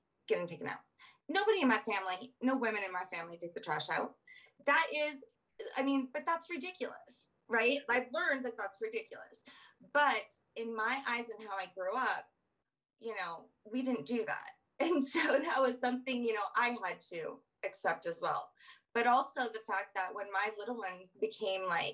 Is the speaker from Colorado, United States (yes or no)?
yes; Colorado, United States; also born or lived in Southern United States; I'm Southern, so I'm from Southern background, and I came to Colorado. So growing up here